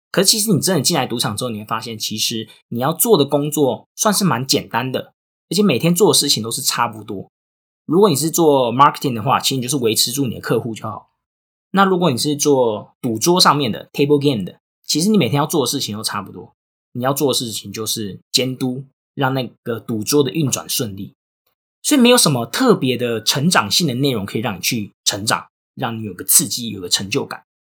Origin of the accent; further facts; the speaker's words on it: Tainan, Taiwan; moved away as an adult; also born or lived in Singapore; 我不是高雄人好吗？我是台南人